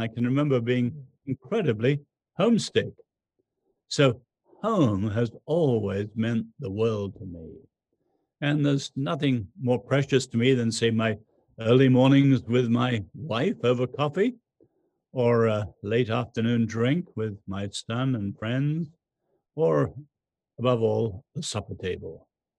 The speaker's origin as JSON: {"language": "English", "country": "China", "tie": "born there", "said": "I was born in China during World War II, where there was anything but home."}